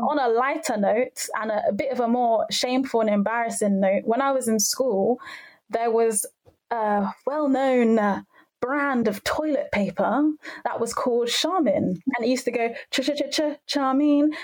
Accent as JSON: {"language": "English", "region": "London", "country": "United Kingdom", "tie": "born or raised there", "said": "I'm from North London."}